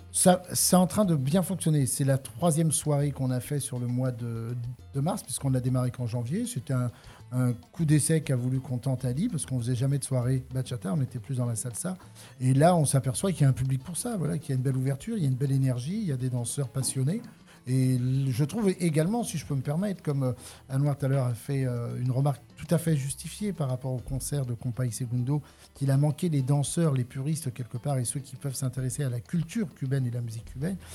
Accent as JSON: {"language": "French", "area": "Paris region", "region": "Île-de-France", "country": "France", "tie": "born or raised there", "moved": "as an adult", "lives_now": "Le Thor, France", "said": "je suis issu de la région parisienne"}